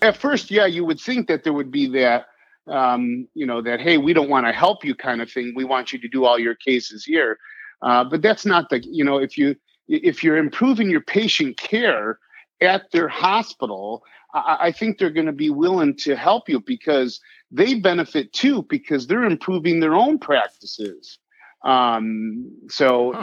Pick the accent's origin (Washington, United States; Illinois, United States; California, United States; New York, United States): Illinois, United States; near Geneva; also born or lived in Ohio; Geneva is about 15 minutes from my hometown where I grew up